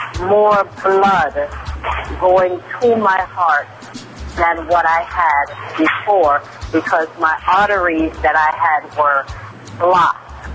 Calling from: Queens, New York, United States; Yes, I am calling you from Queens, New York.

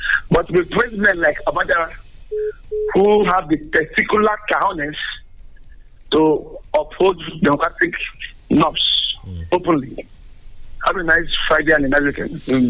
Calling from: Abeokuta, Ogun State, Nigeria; Yeah, it's … from Abeokuta.

